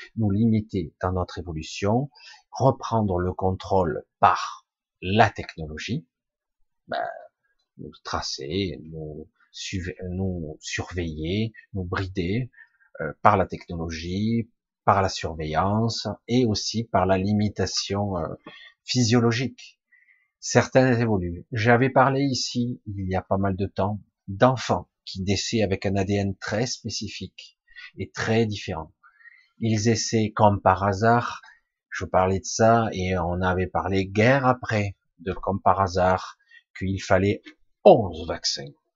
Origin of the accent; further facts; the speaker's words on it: France; Je suis né en France, donc je me dis français, je pense français